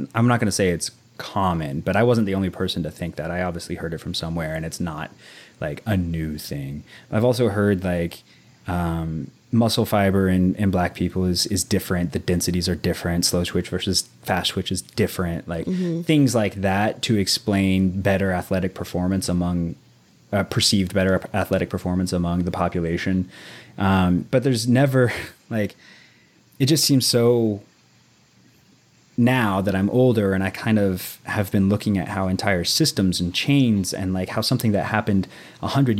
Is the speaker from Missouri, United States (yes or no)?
yes; Southwest Missouri, United States; I was like 13, 14, very young, growing up in Southwest Missouri